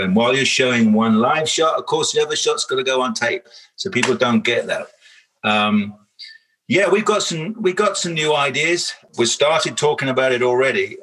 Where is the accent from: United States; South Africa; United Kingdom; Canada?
United Kingdom; I'm British